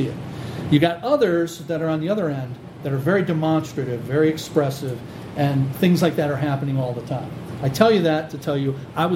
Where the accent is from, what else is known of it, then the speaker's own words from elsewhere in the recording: Ecorse, Michigan, United States; I grew up in Ecorse, so I've been in the Downriver area my whole life